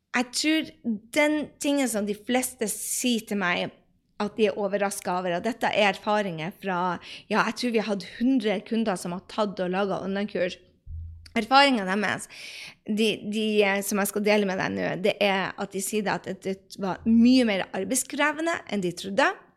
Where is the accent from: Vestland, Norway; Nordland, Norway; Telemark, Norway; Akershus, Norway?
Nordland, Norway; Andøya; der jeg kommer fra, fra Andøya, så er det 4000 mennesker